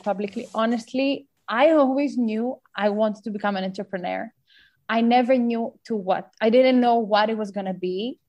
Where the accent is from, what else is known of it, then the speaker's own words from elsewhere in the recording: Greece; moved away as an adult; also born or lived in Dundee, Scotland / London; now in United Kingdom; from Greece. Currently I'm 25 years old and I have a bit of a different story. I left Greece when I was 18. I went to Scotland to study in Dundee.